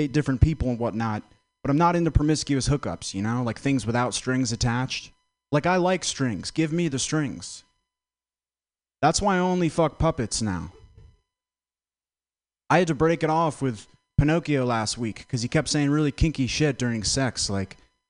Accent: Vermont, United States; I'm from Vermont. I didn't know … was a rapper till like last week. It's so white there, you know? The darkest thing that comes out of Vermont is grade A maple syrup.

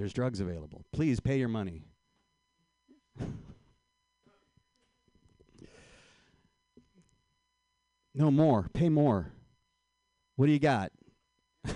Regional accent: Marin County, California, United States; also born or lived in San Francisco; I was raised in Marin County

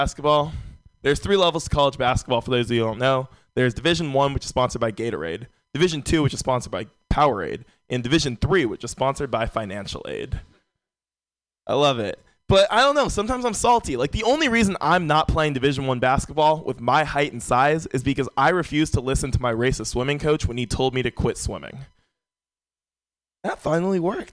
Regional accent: San Francisco, California, United States; Born and raised in San Francisco

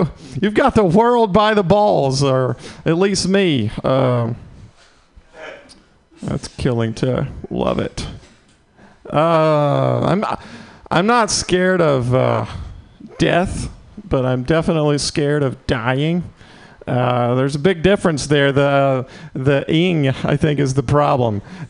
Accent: the South, United States; I'm not scared of dying. I'm from the South. I believe in God, unlike you hooligans from California.

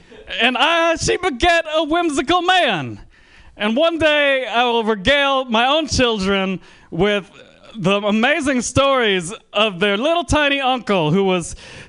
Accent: Bay Area, California, United States; So people in the Bay Area ask me where my accent is from a lot, which offends me because I'm from the Bay Area.

